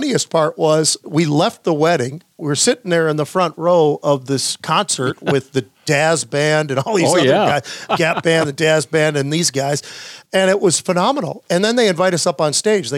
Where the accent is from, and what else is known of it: Minnesota, United States; born or raised there; also born or lived in California